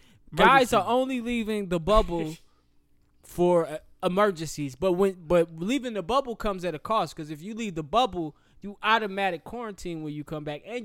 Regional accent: Atlanta, Georgia, United States; And I'm from Atlanta. So sometimes you do go just for the wings.

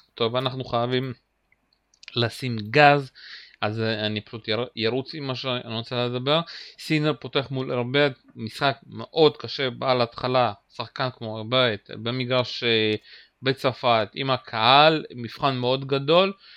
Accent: Uzbekistan; moved away; הוא נולד במדינה שגם אני נולדתי בה, אוזבקיסטן

